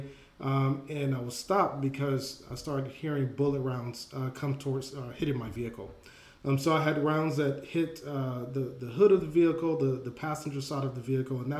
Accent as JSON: {"language": "English", "town": "Atlanta", "region": "Georgia", "country": "United States", "tie": "born or raised there", "said": "I grew up in Atlanta, Georgia"}